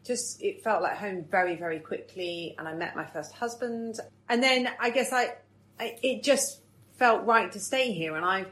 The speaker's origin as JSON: {"language": "English", "town": "Cheltenham", "region": "South West England", "country": "United Kingdom", "tie": "born or raised there", "moved": "as an adult", "lives_now": "Sheffield, United Kingdom", "said": "back in my hometown of Cheltenham."}